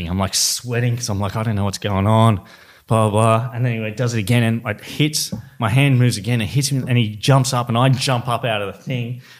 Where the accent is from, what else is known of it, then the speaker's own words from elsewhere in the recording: Sydney, New South Wales, Australia; I'm from West Sydney